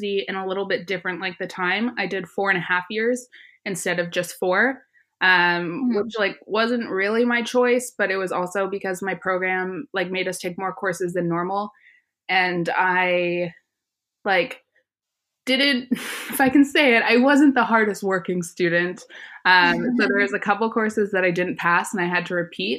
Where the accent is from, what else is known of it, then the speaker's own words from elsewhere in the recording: Toronto, Ontario, Canada; moved away as an adult; now in London, United Kingdom; I am from Toronto, Canada, but I am currently living in London, England.